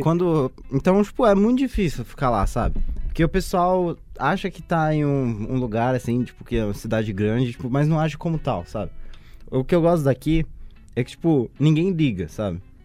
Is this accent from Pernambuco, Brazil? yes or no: no; Suzano, São Paulo, Brazil; now in Mogi das Cruzes, Brazil; Eu sou natural de Suzano